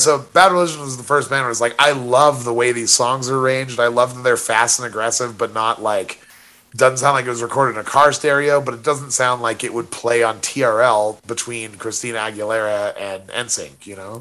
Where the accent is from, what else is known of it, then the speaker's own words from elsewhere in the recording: Monument, Colorado, United States; my hometown of Monument